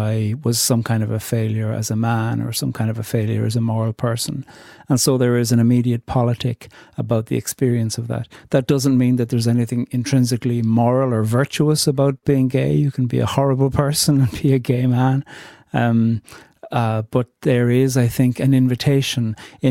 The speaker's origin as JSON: {"language": "English", "country": "Ireland", "said": "being Irish in 2021"}